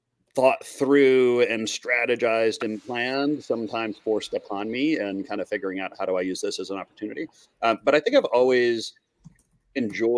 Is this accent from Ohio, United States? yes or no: no; Minnesota, United States; moved away as an adult; also born or lived in Montreal; I grew up in Minnesota